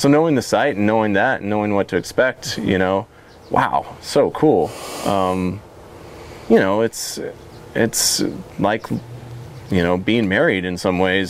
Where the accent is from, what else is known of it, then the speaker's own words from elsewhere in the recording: Idaho, United States; also born or lived in Sonoma County, California / Margaret River, Australia; now in Willamette Valley, Oregon, United States; I grew up in Idaho, like, it can be 95 degrees and there's no humidity there